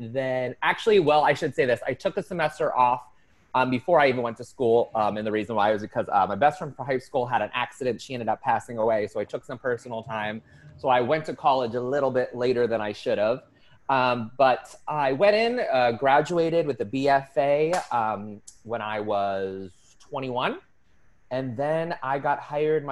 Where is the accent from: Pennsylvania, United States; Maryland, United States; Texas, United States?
Pennsylvania, United States; Erie; moved away; I'm originally from Erie, Pennsylvania